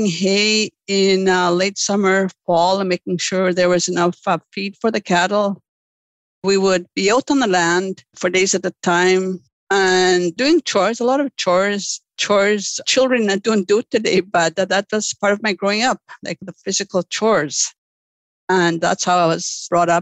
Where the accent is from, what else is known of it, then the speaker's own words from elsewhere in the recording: Lake St. Martin First Nation, Manitoba, Canada; Growing up in Lake St. Martin